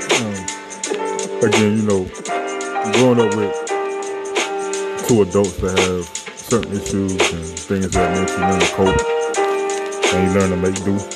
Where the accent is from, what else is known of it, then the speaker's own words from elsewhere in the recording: Chicago, Illinois, United States; I was raised in Chicago, Illinois.